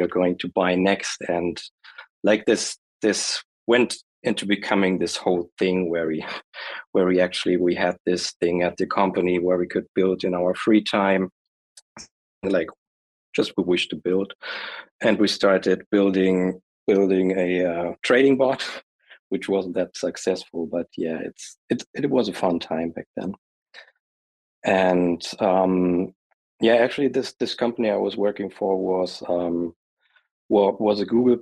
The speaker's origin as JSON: {"language": "English", "country": "Germany", "said": "I'm from Germany"}